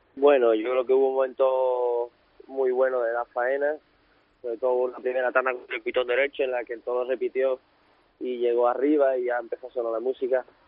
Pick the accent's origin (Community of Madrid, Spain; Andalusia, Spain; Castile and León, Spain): Andalusia, Spain; Seville; que soy de aquí, de Sevilla